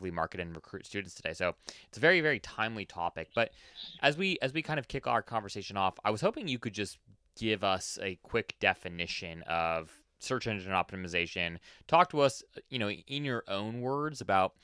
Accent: Oahu, Hawaii, United States; now in Washington, D.C., United States; I actually was born and raised in Hawaii, actually, on Oahu

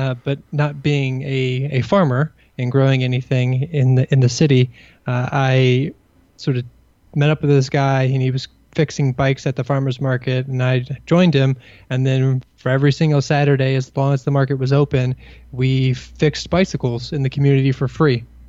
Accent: Kentucky, United States; moved away as an adult; also born or lived in Burkina Faso / Indiana; now in Washington, D.C., United States; I grew up in Kentucky in a somewhat rural setting outside of a, a large town

